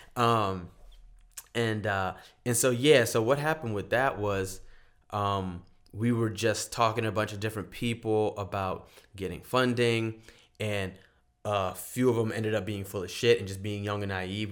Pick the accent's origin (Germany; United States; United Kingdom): United States; Charleston, South Carolina; also born or lived in San Francisco, United States; now in Los Angeles, United States; I'm from Charleston, South Carolina